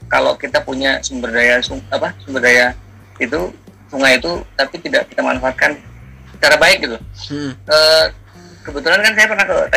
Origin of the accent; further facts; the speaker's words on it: Medan, North Sumatra, Indonesia; di kampung saya nih Medan nih